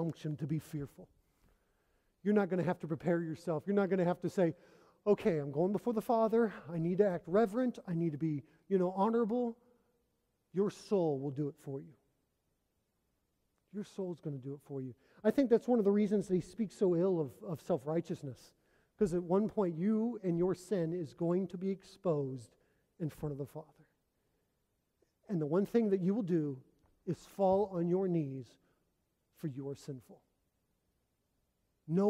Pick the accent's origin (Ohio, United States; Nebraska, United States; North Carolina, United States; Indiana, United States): Indiana, United States; moved away as an adult; also born or lived in Oregon / Arkansas; I'm from Indiana. I'm from Flatland.